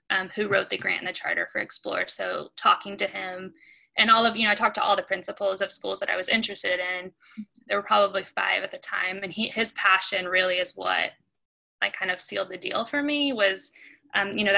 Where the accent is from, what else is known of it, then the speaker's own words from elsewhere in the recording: Jacksonville, Florida, United States; also born or lived in Arkansas; now in Nashville, United States; I grew up in Florida, and moved from Florida to Arkansas. So I moved from a really diverse community in Jacksonville, Florida, to a really homogenous community